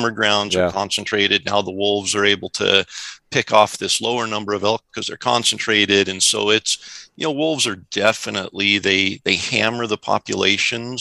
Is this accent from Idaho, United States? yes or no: yes; Central Idaho, United States; I grew up in Idaho. Central Idaho during the absolute heyday of elk populations in Idaho